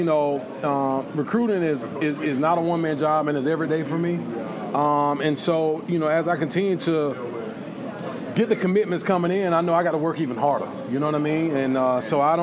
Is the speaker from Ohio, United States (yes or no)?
no; Lyons, Georgia, United States; I'm from South Georgia, you know, small town. So I know how to talk to people because everybody knows everybody where I'm from in Lyons.